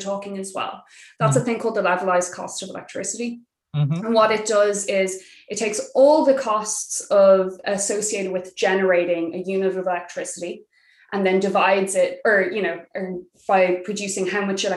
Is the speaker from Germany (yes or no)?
no; Ireland; We, in Ireland